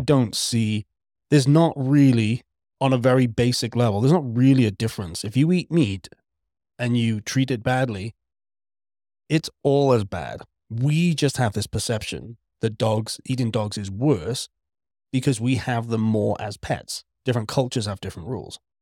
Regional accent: Wales, United Kingdom; I'm Welsh, not British

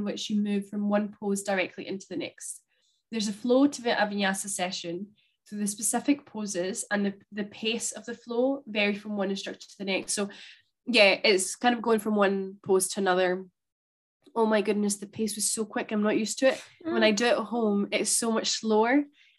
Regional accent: Spain; now in Scotland, United Kingdom; thinking about Spain and growing up

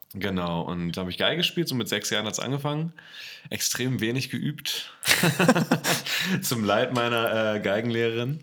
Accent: Berlin, Germany; in die Vorstadt von Berlin, äh, nach Berlin-Spandau, da bin ich aufgewachsen

